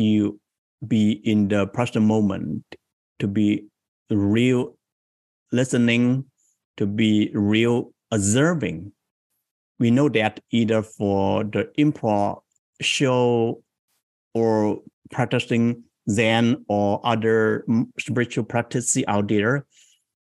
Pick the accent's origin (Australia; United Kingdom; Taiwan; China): China; moved away as an adult; now in San Jose, United States; I came from China into the US 21 years ago.